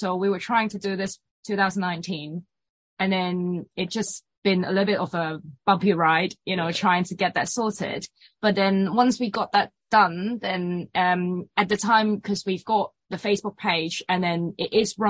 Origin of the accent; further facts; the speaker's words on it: Hong Kong; moved away as an adult; now in Brighton, United Kingdom; Yeah, we came from Hong Kong.